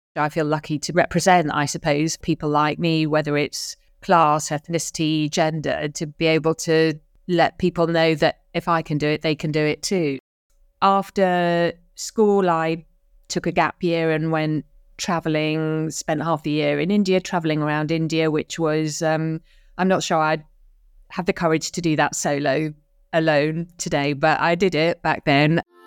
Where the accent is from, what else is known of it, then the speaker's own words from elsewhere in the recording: London, United Kingdom; also born or lived in Dar es Salaam, Tanzania; I was born in North London, an early P suburb to a working class parents.